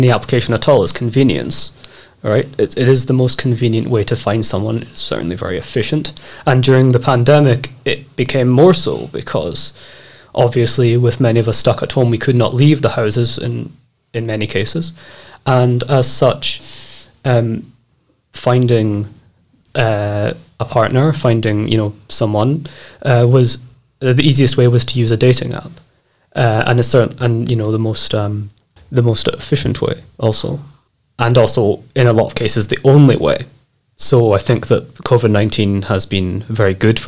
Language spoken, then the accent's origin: English; Scotland, United Kingdom; moved away as an adult; now in Krakow, Poland; I am from Scotland and I've been living in Krakow for about 3 years now, almost.